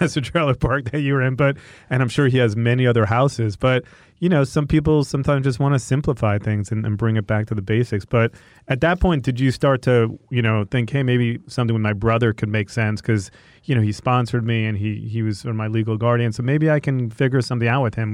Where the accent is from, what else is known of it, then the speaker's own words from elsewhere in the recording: Long Island, Five Towns, New York, United States; moved away as an adult; now in Los Angeles, United States; from Long Island